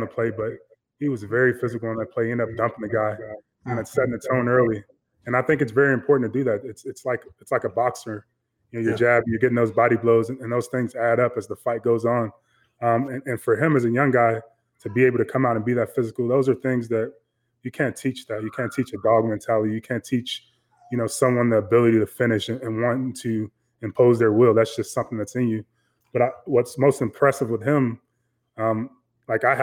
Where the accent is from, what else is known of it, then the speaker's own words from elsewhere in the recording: Chicago, Illinois, United States; I grew up in Chicago, grew up playing football